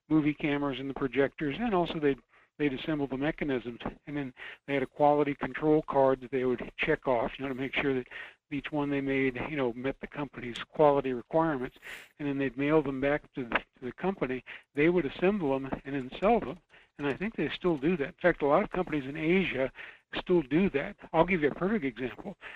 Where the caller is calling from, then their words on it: Fairbanks, Alaska, United States; from Fairbanks.